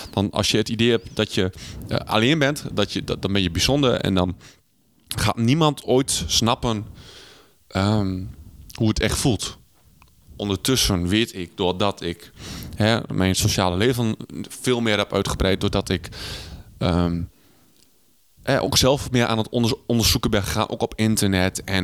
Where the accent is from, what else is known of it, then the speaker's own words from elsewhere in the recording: Netherlands; Maar ik ben een Hollander, jij bent een Hollander. Maar toch wij, zijn wij een wereld van verschil.